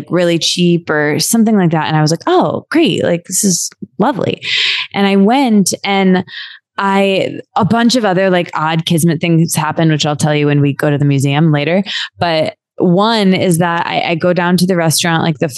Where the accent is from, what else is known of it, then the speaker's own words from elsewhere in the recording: Midwest, United States; moved away; also born or lived in New York; my random hometown in the Midwest